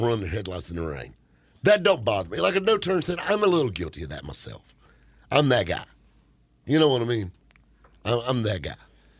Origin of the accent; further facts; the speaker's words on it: the South, United States; accent: thick southern drawl; A guy that sounds like me, got that thick southern draw.